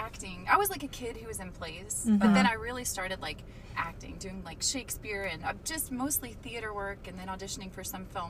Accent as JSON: {"language": "English", "town": "Murfreesboro", "region": "Tennessee", "country": "United States", "tie": "born or raised there", "also_born_or_lived": "Pittsburgh, Pennsylvania / Los Angeles, California", "moved": "as an adult", "lives_now": "Pittsburgh area, United States", "said": "So I grew up just outside of Nashville, Tennessee, in the geographical center of the state of Tennessee. Murfreesboro."}